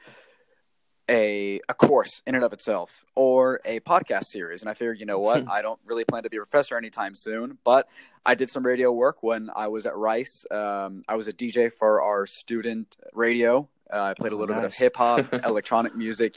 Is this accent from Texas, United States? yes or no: yes; Texas, United States; I grew up here in the United States, in Texas to be exact